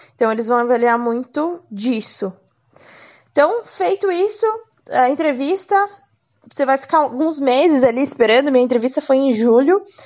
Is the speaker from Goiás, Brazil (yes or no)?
no; Curitiba, Paraná, Brazil; sou de Curitiba, tinha uma franquia aqui